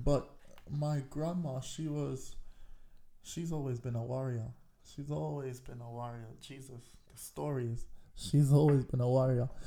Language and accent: English; Kingston, Jamaica; also born or lived in North West London, United Kingdom; now in United Kingdom; I was born in Kingston. Okay. Kingston 11 actually was where I grew up